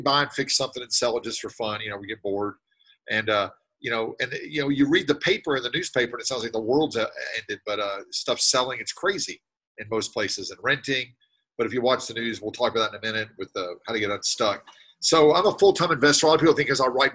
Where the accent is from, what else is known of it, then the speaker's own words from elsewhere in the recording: Nashville, Tennessee, United States; I'm from Nashville, Tennessee